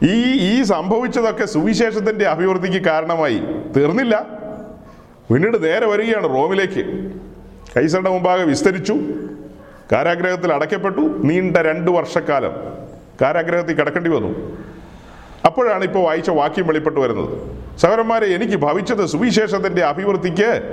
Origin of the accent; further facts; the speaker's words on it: Ernakulam district, Kerala, India; ആ പുഴയ്ക്ക് അക്കരെ ഞങ്ങളുടെ ദേശമാ എറണാകുളം ജില്ലക്കാരാ